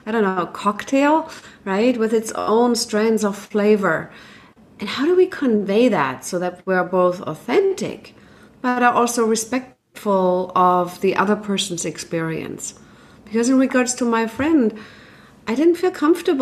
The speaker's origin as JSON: {"language": "English", "country": "Germany", "tie": "born or raised there", "moved": "yes", "said": "I grew up in Germany, so we had our own traditions"}